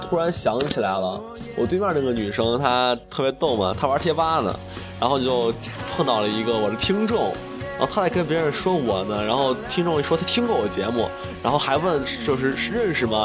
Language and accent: Chinese; China; 我们中国人